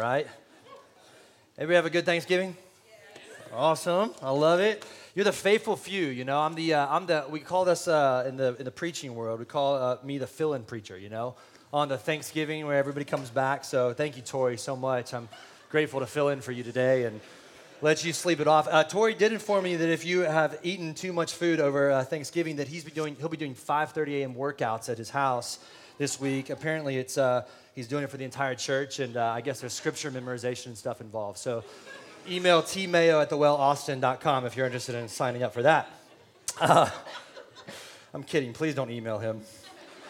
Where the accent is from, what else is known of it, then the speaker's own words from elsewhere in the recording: San Antonio, Texas, United States; now in Austin, United States; I'm from San Antonio